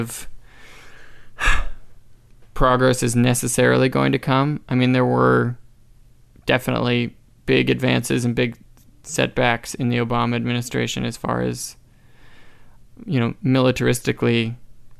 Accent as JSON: {"language": "English", "region": "New Hampshire", "country": "United States", "tie": "born or raised there", "also_born_or_lived": "Arizona", "moved": "as an adult", "lives_now": "Canada", "said": "I was born in Arizona. I was raised in New Hampshire"}